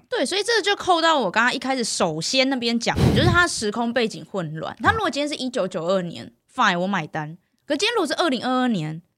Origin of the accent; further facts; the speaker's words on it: Miaoli County, Taiwan; moved away as an adult; now in Taipei, Taiwan; 我苗栗国来的呢？我乡下小孩子